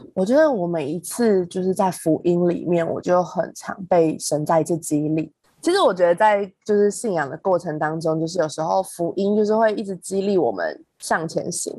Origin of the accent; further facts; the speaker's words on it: central Taiwan, Taiwan; moved away as an adult; also born or lived in Taipei; 因为我是中部上来读书的小孩